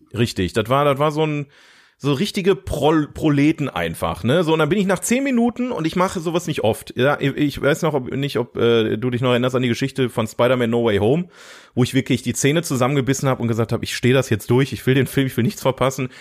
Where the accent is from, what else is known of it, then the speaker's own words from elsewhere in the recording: Ruhr area, North Rhine-Westphalia, Germany; wir kommen aus dem Ruhrgebiet